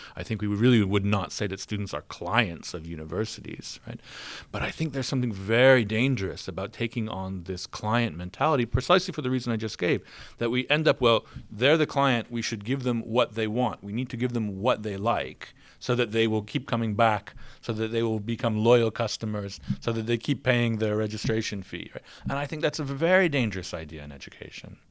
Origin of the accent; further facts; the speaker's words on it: United States; moved away; you can tell from my accent, I'm from the United States